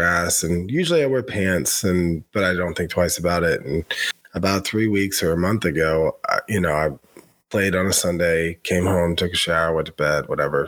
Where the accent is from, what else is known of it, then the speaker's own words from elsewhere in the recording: United States; moved away; also born or lived in Tennessee / Western North Carolina; growing up in Tennessee and Western North Carolina